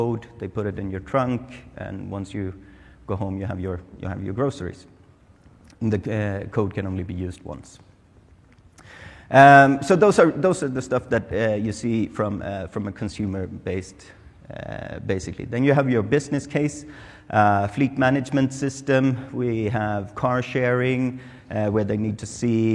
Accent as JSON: {"language": "English", "country": "Sweden", "moved": "yes", "said": "I'm from Sweden, it's really cold, it's wet and it's dark."}